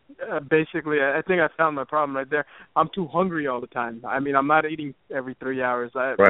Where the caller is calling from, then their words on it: New Jersey, United States; Colin, what's going on? From New Jersey.